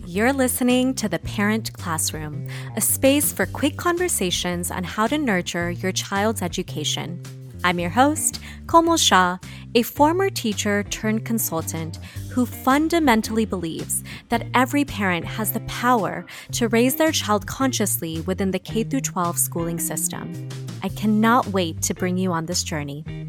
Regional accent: San Diego, California, United States; I grew up in San Diego

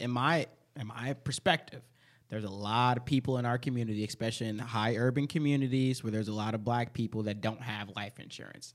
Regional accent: Chicago, Illinois, United States; now in Minnesota, United States; I'm from Chicago

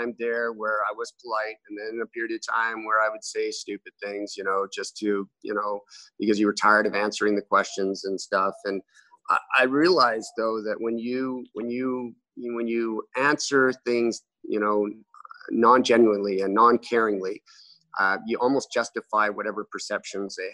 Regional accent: Amarillo, Texas, United States; now in Canada; I was born in Amarillo, Texas

